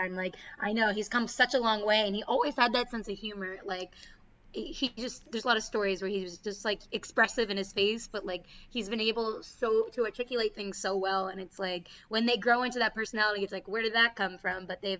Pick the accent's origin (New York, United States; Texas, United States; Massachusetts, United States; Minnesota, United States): Massachusetts, United States; Boston; accent: Boston; that's my Boston accent.